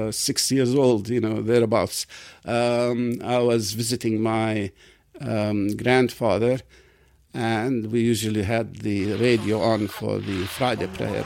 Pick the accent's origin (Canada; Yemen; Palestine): Palestine; Jerusalem; I'm from Jerusalem. I'm quite proud of it, you know.